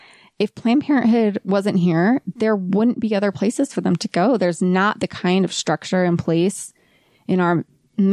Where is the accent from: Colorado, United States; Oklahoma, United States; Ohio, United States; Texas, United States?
Ohio, United States; moved away as an adult; now in Utah, United States; I grew up in Ohio in the trees and the woods